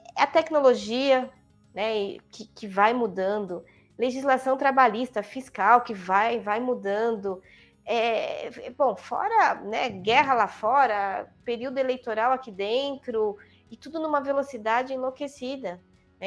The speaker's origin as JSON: {"language": "Portuguese", "region": "São Paulo", "country": "Brazil", "tie": "born or raised there", "also_born_or_lived": "Copacabana, Rio de Janeiro", "moved": "as an adult", "lives_now": "Valinhos, Brazil", "said": "eu nasci na maternidade de São Paulo, portanto na Avenida Paulista. Morei a vida toda na Avenida Paulista, né, uma paulistana da gema"}